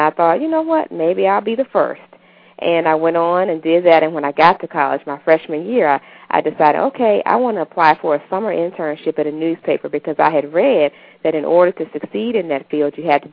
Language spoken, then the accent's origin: English; Pine Bluff, Arkansas, United States; I grew up in Pine Bluff, Arkansas